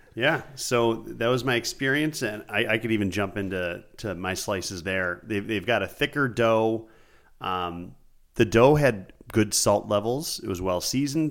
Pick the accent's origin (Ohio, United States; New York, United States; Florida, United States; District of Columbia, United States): New York, United States; Buffalo; I'm from Buffalo, like Andy